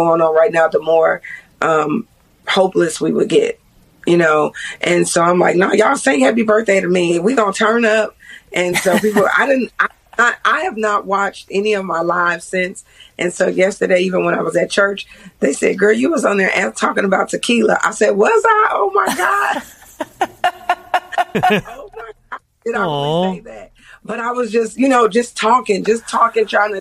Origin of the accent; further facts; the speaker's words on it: Chicago, Illinois, United States; now in Kentucky, United States; I'm not originally from Kentucky, so all these towns are small to me. I'm from Chicago